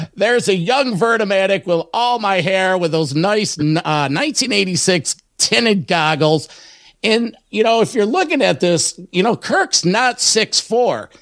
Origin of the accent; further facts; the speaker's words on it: Rochester, New York, United States; my hometown of Rochester, New York